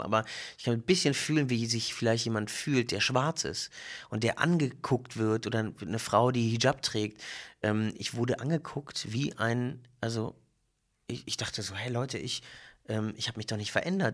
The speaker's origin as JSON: {"language": "German", "region": "Berlin", "country": "Germany", "said": "ich bin Berliner und hab, äh, israelische Wurzeln"}